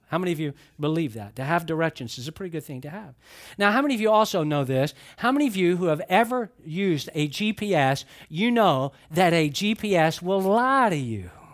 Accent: Atlanta, Georgia, United States; now in Florida, United States; I grew up in Atlanta, And I've lived in Florida a long, long time.

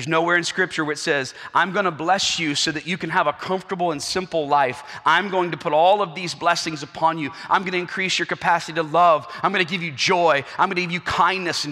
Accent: South Carolina, United States; I'm from South Carolina

